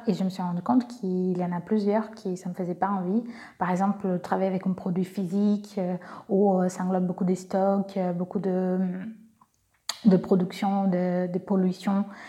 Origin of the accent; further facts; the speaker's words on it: Brazil; accent: Brazilian; French is a second language; moved away as an adult; now in France; je suis brésilienne, j'ai un petit accent